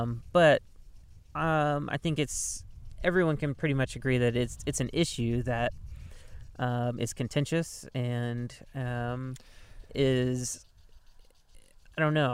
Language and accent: English; Mississippi, United States; now in Southern Oregon, United States; growing up in Mississippi